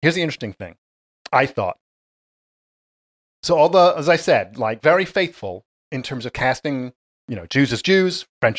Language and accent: English; England, United Kingdom; I was born in England, yes.